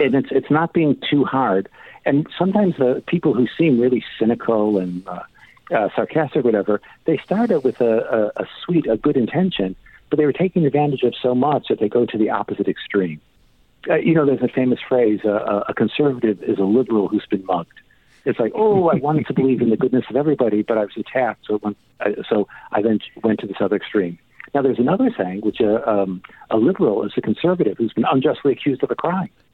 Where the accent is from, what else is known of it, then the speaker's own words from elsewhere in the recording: Chicago, Illinois, United States; now in England, United Kingdom; I grew up in Chicago. I somewhat have my accent, but I lived in uh, uh, England for a long time.